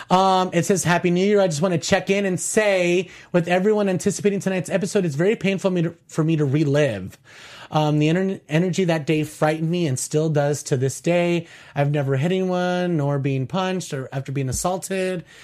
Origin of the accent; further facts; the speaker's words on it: Paterson, New Jersey, United States; I'm from Paterson.